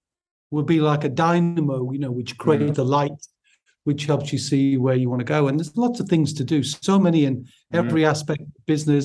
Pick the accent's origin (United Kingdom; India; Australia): United Kingdom; Newcastle upon Tyne, North East England; accent: Newcastle; based in the Northeast, so my accent is from Newcastle upon Tyne, if people are trying to work that out.